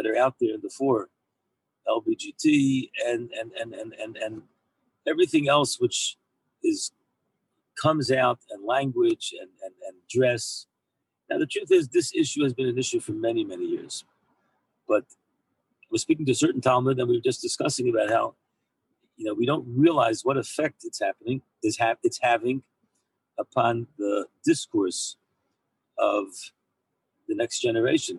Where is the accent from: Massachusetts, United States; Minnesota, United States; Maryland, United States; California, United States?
Maryland, United States; now in Israel; I'm from Maryland